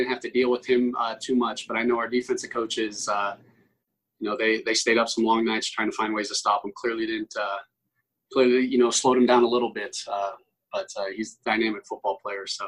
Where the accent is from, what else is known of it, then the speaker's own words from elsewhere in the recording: Broward County, South Florida, United States; I'm obviously from Broward County